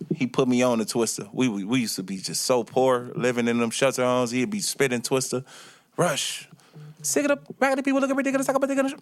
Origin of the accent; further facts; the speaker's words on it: Chicago, Illinois, United States; moved away; also born or lived in Milwaukee, Wisconsin; I was born from Milwaukee, Wisconsin, in Milwaukee, Wisconsin, and I was raised in Chicago